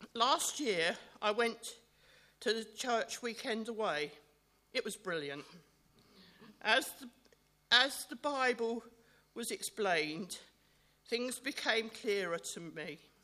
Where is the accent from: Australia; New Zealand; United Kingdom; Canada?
United Kingdom; Bookham, South East England; also born or lived in Fulham, London; I was born in Fulham, and I, by the time I was eight, my family moved to Bookham.